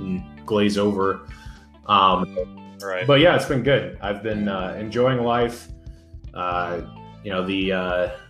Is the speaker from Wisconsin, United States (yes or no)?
no; New Hampshire, United States; moved away as an adult; now in Utah, United States; I moved out here to Utah last June, and I'm from New Hampshire, so it was kind of an extreme switch